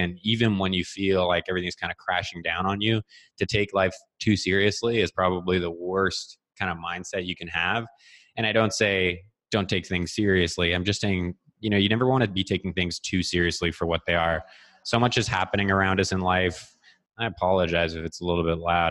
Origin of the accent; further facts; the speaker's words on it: Ottawa, Ontario, Canada; growing up in Ottawa